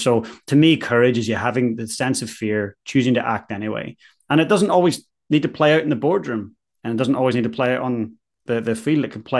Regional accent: Ireland; now in New Zealand; And as an Irishman, I felt so at home when I arrived here.

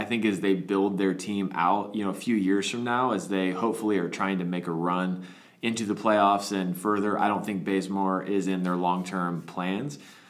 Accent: Atlanta, Georgia, United States; also born or lived in Oklahoma City; But born and raised in Atlanta, I still wish the Hawks and maybe the Thunder, because I lived in Oklahoma City for a little bit

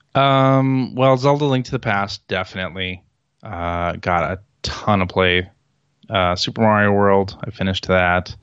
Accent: Chicago, Illinois, United States; I'm from Chicago

